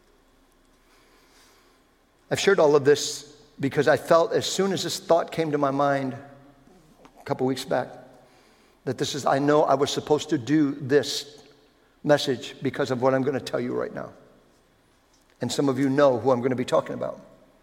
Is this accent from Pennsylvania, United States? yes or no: yes; Philadelphia, Pennsylvania, United States; On July 5th, 1971, in the south side of Philadelphia, Pennsylvania, 16 years old, raised Roman Catholic, I gave my life to Jesus